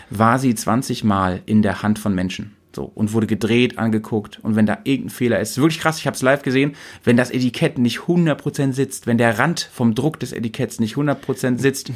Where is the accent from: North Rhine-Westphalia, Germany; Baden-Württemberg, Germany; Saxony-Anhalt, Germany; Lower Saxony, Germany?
Lower Saxony, Germany; Weserbergland; also born or lived in Bremen; meine alte Heimat, wo ich groß geworden bin